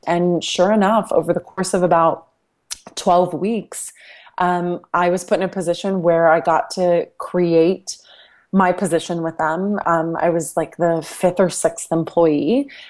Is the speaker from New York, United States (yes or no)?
no; Dallas, Texas, United States; born or raised there